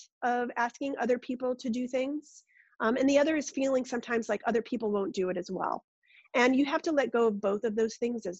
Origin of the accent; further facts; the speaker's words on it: Rochester, New York, United States; I grew up in Rochester, New York